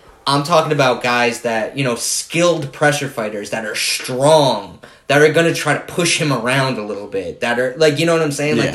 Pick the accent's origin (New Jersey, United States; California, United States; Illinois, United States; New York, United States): New Jersey, United States; We're both from Jersey.